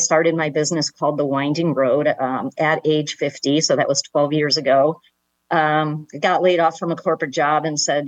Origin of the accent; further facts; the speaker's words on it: West Bloomfield, Michigan, United States; I grew up in Michigan, a suburb of Detroit called West Bloomfield